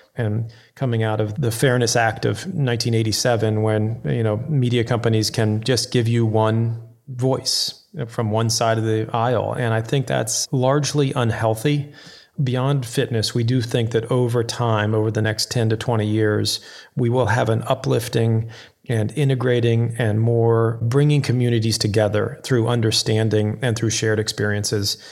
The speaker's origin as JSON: {"language": "English", "region": "Florida", "country": "United States", "tie": "born or raised there", "also_born_or_lived": "Houston, Texas / Waco, Texas / Georgia", "moved": "as an adult", "lives_now": "New York City, United States", "said": "I grew up in Texas and in Florida. I went to high school in the Florida Keys, and then I worked in Waco, Texas, and I, I was born in Houston"}